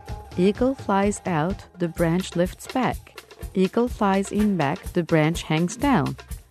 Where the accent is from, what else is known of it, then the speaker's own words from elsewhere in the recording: Istanbul, Turkey; I'm from Istanbul, Turkey, and I'd like to teach you a tongue twister in Turkish now.